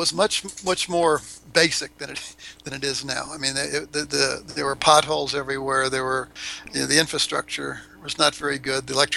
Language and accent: English; Florida, United States; moved away as an adult; also born or lived in Tallahassee, Florida; now in Cuenca, Ecuador; I'm from Florida